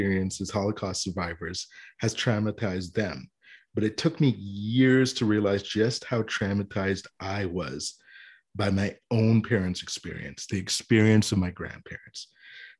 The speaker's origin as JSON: {"language": "English", "country": "Canada", "said": "I'm as Canadian as you can get"}